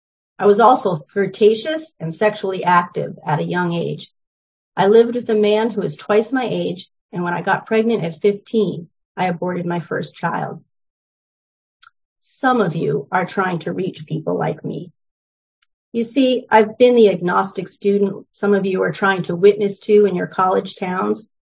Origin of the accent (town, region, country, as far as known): New Hampshire, United States; born or raised there; also born or lived in New York City